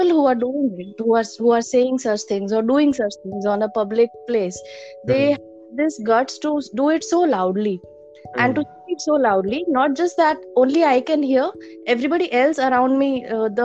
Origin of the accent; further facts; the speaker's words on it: Rajkot, Gujarat, India; moved away as an adult; now in Ahmedabad, India; My parents are from Rajkot. So my parents are still there. I studied my schooling and my bachelor's is done from Rajkot